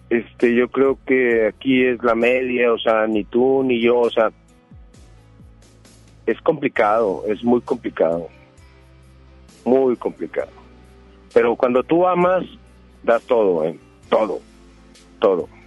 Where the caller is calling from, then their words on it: Monterrey, Nuevo León, Mexico; De Monterrey, aquí de Monterrey.